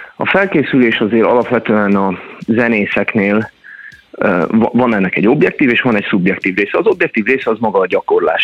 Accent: Hungary; ahol én nőttem föl magyarként

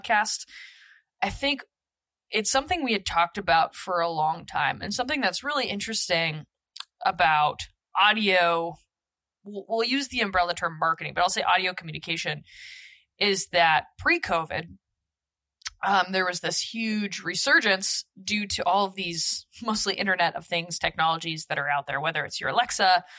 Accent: Beaverton, Oregon, United States; I grew up in Nike culture. I'm from Nike Town, Oregon, Beaverton, for the most part.

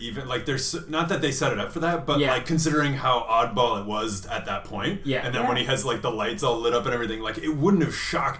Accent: Canada; as a Canadian

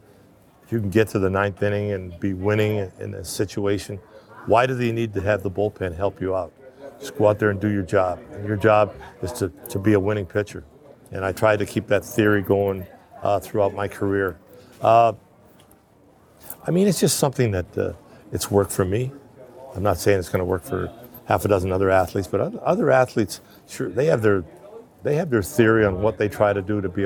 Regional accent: Canada; I was born in Canada

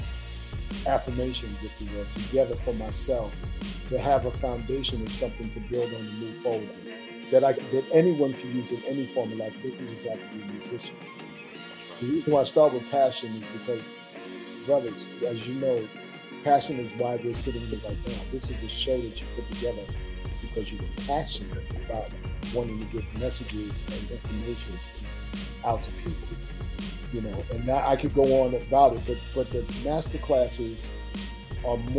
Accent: New York City, New York, United States; I still live in the Bronx. Born and raised in the Bronx

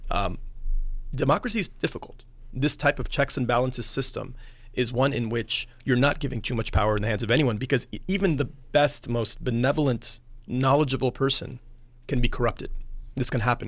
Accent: United States; Growing up in the United States

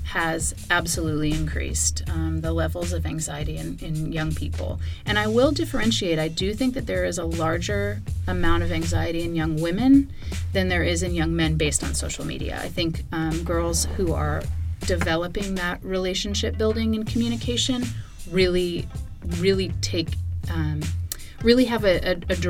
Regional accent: California, United States; moved away as an adult; also born or lived in Georgia; now in Atlanta, United States; I moved back to my home state of California

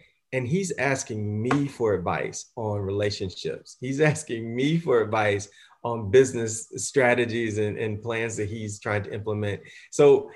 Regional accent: the South, United States; I'm a young African-American male growing up in the South, early 70s

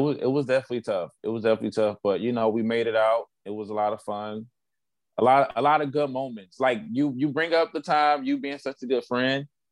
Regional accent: Chicago, Illinois, United States; moved away as an adult; also born or lived in Missouri / Atlanta; now in Cincinnati, United States; I'm also from Chicago

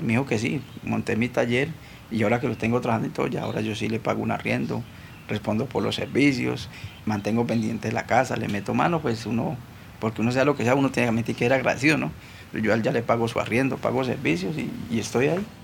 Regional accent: Cali, Valle del Cauca, Colombia; nací aquí en Cali Valle, soy del barrio Siloé.

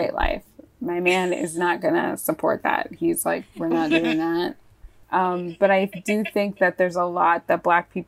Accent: Virginia, United States; I grew up in Virginia, and in Virginia and my family, if you're making collard greens, those things are cooking for 4 to 6 hours

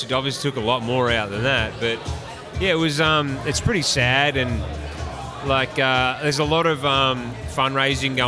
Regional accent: Gippsland, Victoria, Australia; moved away as an adult; now in United States; I'm from Gippsland area, Bunyip's in Gippsland

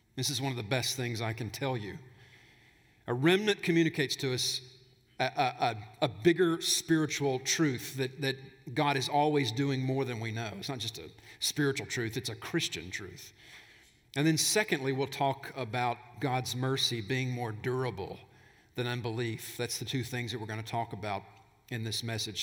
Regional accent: Alabama, United States; now in Tennessee, United States; I grew up in Alabama, so I heard stuff like this all the time. They don't say it in Tennessee, but back in Alabama, we said stuff like that.

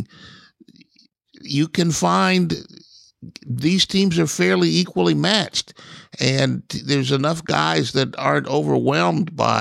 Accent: Columbus, Ohio, United States; I'm from Columbus, and I went to high school on the Ohio State campus

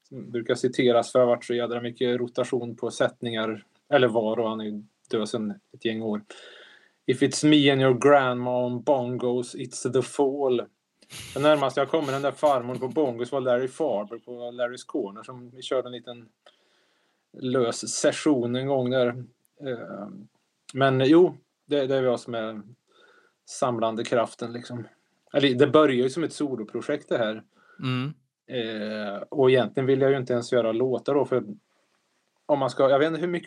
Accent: Värmland, Sweden; accent: Värmlandic; behärskad värmländska här.

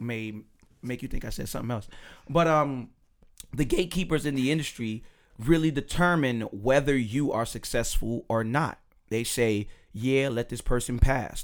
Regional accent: Chicago, Illinois, United States; I'm from Chicago.

